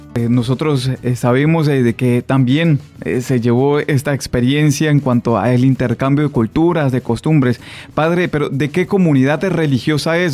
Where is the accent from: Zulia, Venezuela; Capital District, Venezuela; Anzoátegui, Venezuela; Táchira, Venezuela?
Táchira, Venezuela; accent: Colombian-like; nosotros tenemos una costumbre aquí en el Táchira, que somos muy cercanos en Colombia y tenemos como este acentico también eh, colombiano